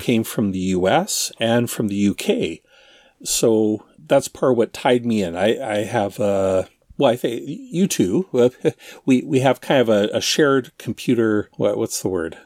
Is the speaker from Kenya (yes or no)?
no; Ontario, Canada; Darren and I grew up in Ontario, Canada. Uh, well, that's still where we are